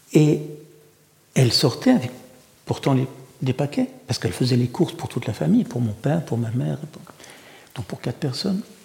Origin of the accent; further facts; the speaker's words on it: Paris suburbs, Île-de-France, France; first language Russian; French is a second language; also born or lived in Saint Petersburg, Russia; je suis un garçon de la banlieue parisienne.